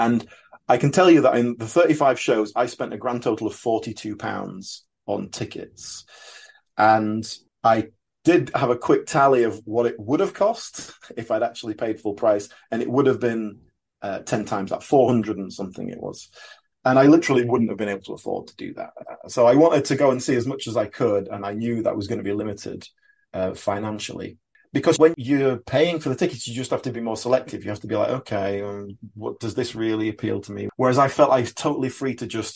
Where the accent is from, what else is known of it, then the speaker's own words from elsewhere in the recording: Yorkshire and the Humber, United Kingdom; also born or lived in Brixton, London; now in London, United Kingdom; You can probably tell from my accent I'm not a London native, but I've been here quite a few years now. From Yorkshire originally.